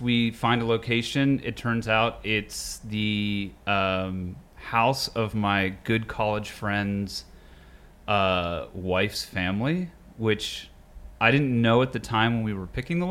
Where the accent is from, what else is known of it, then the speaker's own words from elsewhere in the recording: Pittsburgh, Pennsylvania, United States; moved away; also born or lived in Colorado / New York; I was born in Colorado, but raised in Pittsburgh